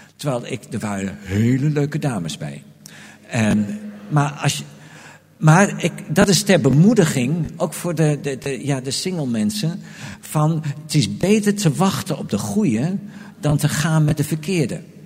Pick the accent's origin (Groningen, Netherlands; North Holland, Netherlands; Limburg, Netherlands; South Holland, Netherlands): Groningen, Netherlands; moved away as an adult; also born or lived in Delft; now in Amsterdam, Netherlands; ik kwam uit Groningen, woonde in Delft, kreeg een baan in Amersfoort